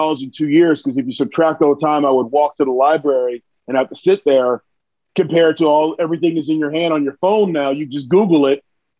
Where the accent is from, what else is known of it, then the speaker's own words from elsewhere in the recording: New Jersey, United States; moved away as an adult; also born or lived in New York; Where I grew up in New Jersey